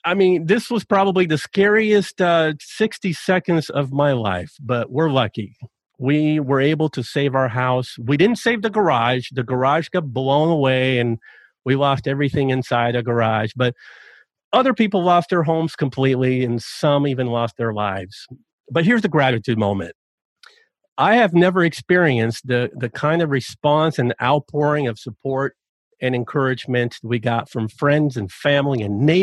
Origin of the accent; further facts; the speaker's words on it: Chattanooga, Tennessee, United States; my hometown of Chattanooga, Tennessee